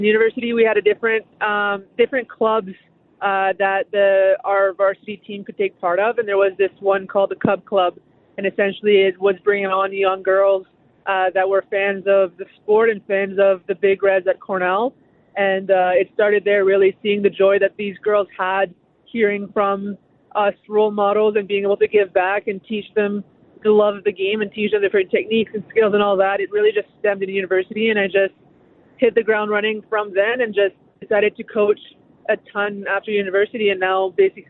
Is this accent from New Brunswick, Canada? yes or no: yes; New Brunswick, Canada; Given it was a small community, it was me and one teammate who was also a girl on the team.